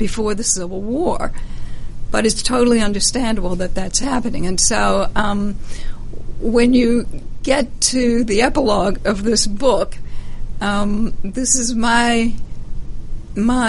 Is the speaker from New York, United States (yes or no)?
no; Louisiana, United States; moved away; I grew up in Louisiana in the part of the state that is covered with Spanish moss.